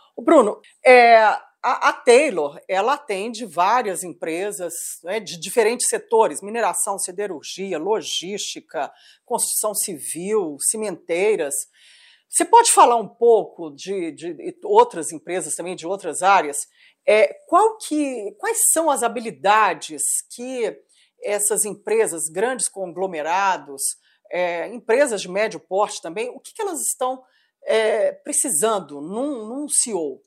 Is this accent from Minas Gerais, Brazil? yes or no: yes; Minas Gerais, Brazil; como mineira